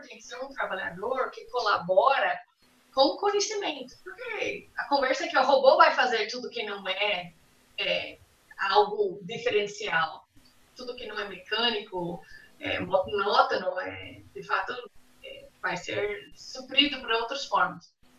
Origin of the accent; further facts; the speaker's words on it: United States; Portuguese is a second language; moved away as an adult; now in Brazil; eu sou americana, eu estou em Brasil 23 anos, quase 24